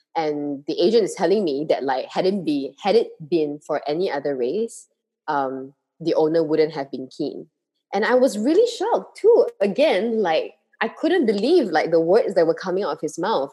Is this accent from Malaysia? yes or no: yes; Malaysia